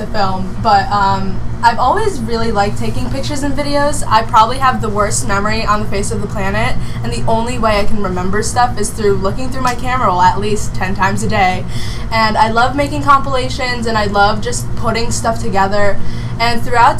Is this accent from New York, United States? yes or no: no; Utah, United States; I'm 17, and I am from Utah